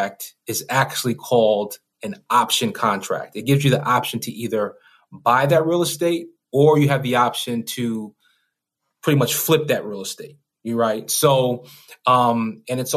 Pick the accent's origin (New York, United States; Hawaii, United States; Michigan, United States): New York, United States; I come from New York, you know, the hood